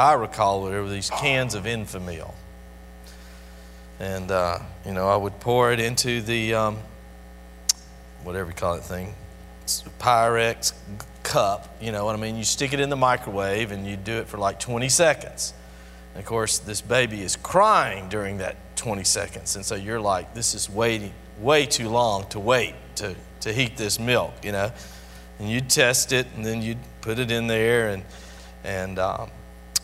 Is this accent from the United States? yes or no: yes; Albany, United States; a kid growing up in Albany